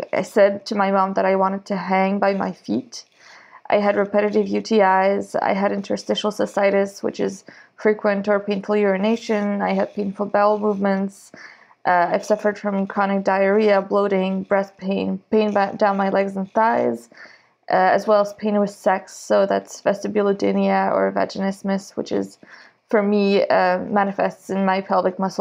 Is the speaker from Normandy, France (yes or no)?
yes; Normandy, France; moved away as an adult; now in Moncton, Canada; I am from Normandy, France. I've been living in Moncton for 4 years now